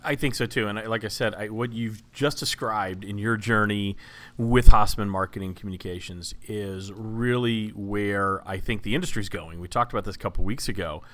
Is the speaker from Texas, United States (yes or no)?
yes; Dallas, Texas, United States; I'm from Dallas